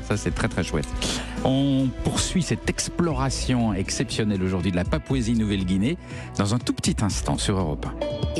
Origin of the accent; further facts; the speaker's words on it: France; je viens de France